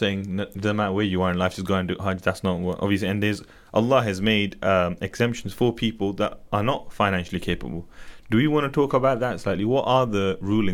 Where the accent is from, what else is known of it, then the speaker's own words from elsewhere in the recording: United Kingdom; I'm British.